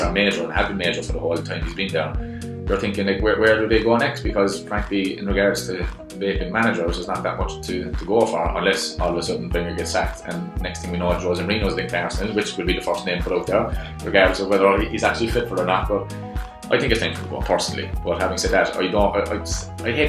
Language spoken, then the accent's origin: English; Ireland; I'm Irish now.